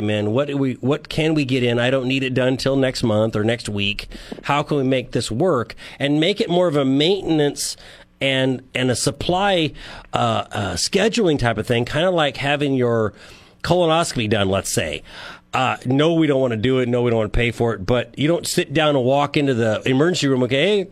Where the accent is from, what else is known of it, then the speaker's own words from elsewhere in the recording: San Joaquin Valley, California, United States; now in San Luis Obispo, United States; I grew up in the San Joaquin Valley, and I live in San Luis Obispo